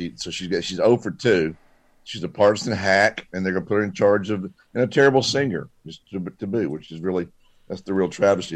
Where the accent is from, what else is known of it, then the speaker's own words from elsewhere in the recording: Columbia, United States; We were raised in Columbia.